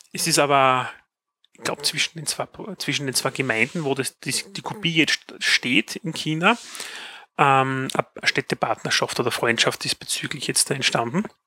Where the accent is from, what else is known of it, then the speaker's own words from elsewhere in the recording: Styria, Austria; bei uns in der Steiermark